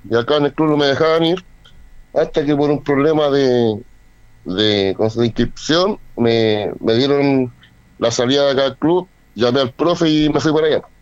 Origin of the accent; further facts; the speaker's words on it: Rancagua, O'Higgins, Chile; volví a mi ciudad natal, que es Rancagua